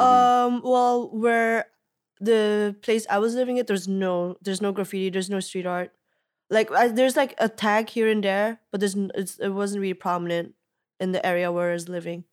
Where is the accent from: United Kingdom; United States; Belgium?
Belgium; moved away as an adult; also born or lived in Ghent; growing up in Belgium, like, you know, in that little town